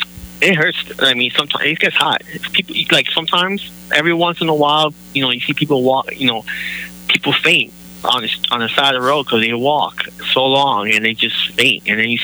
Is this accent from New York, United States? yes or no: yes; New York City, New York, United States; now in Orlando, United States; No, actually I'm from New York. I'm from Brooklyn.